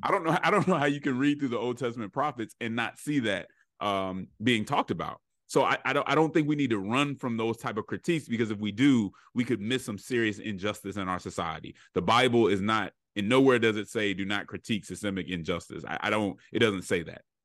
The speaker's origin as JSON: {"language": "English", "town": "Denver", "region": "Colorado", "country": "United States", "tie": "born or raised there", "said": "I'm from Colorado, uh, Denver, Colorado, and so I experienced a very diverse, um, childhood."}